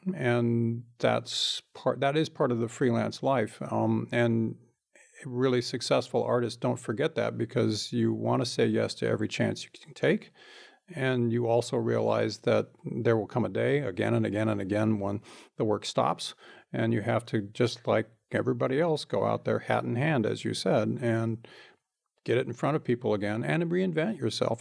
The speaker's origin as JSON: {"language": "English", "town": "Bakersfield", "region": "California", "country": "United States", "tie": "born or raised there", "said": "I grew up in Bakersfield"}